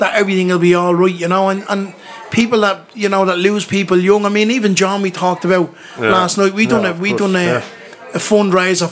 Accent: Dublin, Leinster, Ireland; in my hometown in Ballymun

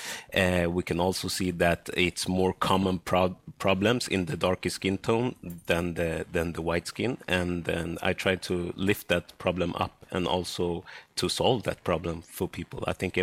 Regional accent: Sweden; I am born and raised in Sweden. My parents come from Ghana and Togo in West Africa

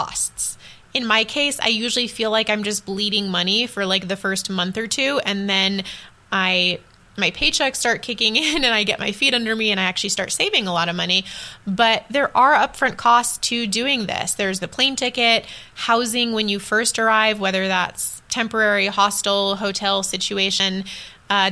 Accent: United States; moved away as an adult; also born or lived in Taiwan; as an American

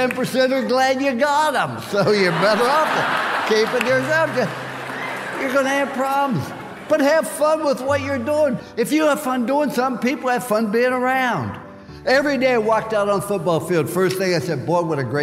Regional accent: Follansbee, West Virginia, United States; I was born in Fallsby, West Virginia

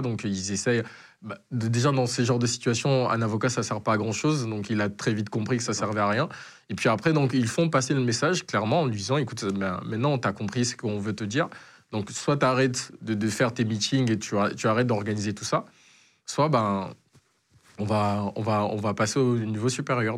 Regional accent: DR Congo; also born or lived in Angola; now in Marseille, France; j'ai dû quitter le Congo

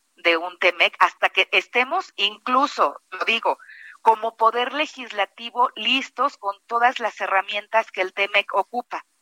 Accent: Guanajuato, Mexico; yo que además soy de Guanajuato

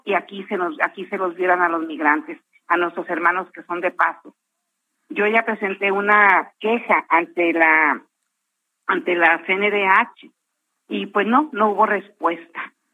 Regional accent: Jalisco, Mexico; now in United States; gente de Jalisco, donde yo soy oriunda

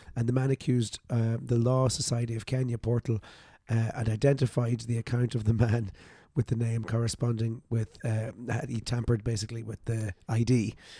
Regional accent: Ireland; I was born in Ireland.

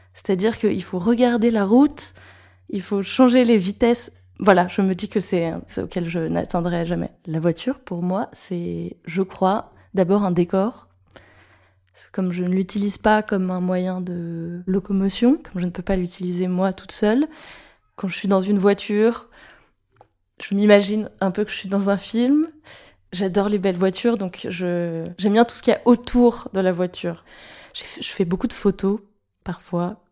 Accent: Paris, Île-de-France, France; J'ai grandi à Paris

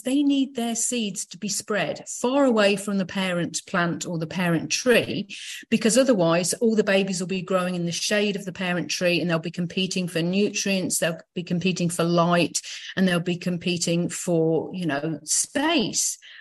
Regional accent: Leicester, East Midlands, United Kingdom; moved away; I was back in my hometown of Leicester in the UK

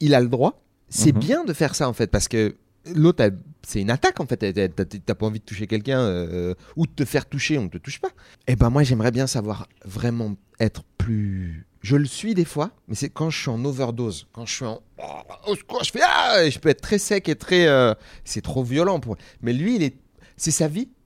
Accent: Seine-Saint-Denis, Île-de-France, France; Moi, j'ai grandi en Sa-, en Seine-Saint-Denis

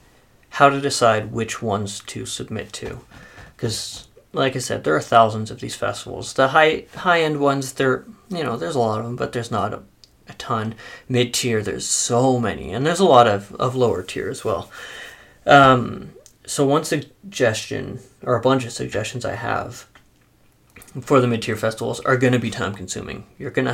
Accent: Canada; we're Canadian

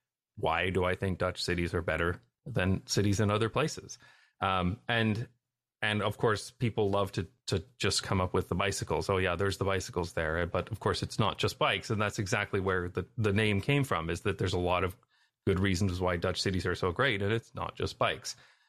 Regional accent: Canada; also born or lived in United Kingdom / Taiwan / Belgium / United States; now in Netherlands; you know, I'm from Canada, but then we left and we lived in various places like the UK, Taiwan, Belgium.

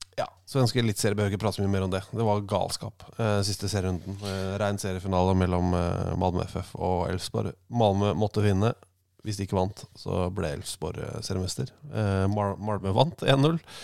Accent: Oslo, Norway; jeg vokste opp på Abelsø. Mm. Eh, Oslo sørøst

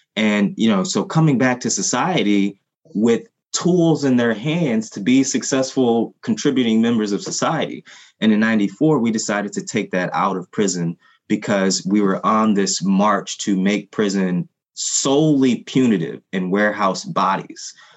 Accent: Haiti; first language Haitian Creole; English is a second language; now in United States; my family and I are Haitian. We're, you know, we're immigrants. And the first language that, you know, Haitian Creole was my first language

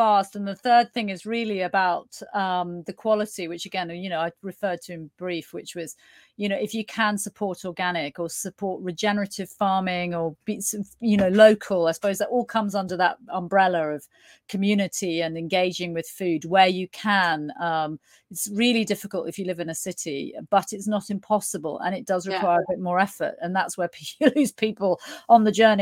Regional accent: United Kingdom; being British

